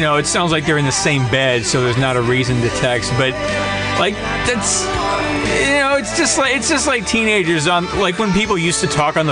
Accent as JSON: {"language": "English", "town": "Big Rapids", "region": "Michigan", "country": "United States", "tie": "born or raised there", "said": "my little hometown of Big Rapids"}